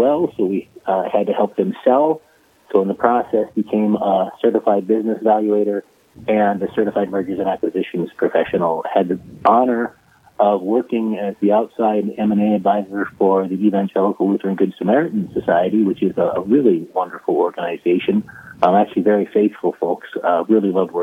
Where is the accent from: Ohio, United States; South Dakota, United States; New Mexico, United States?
South Dakota, United States; Pierre; born and raised in Pierre, South Dakota